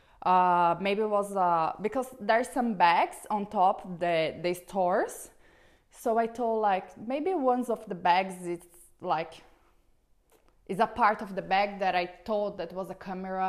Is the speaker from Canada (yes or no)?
no; Brazil; English is a second language; I'm from Brazil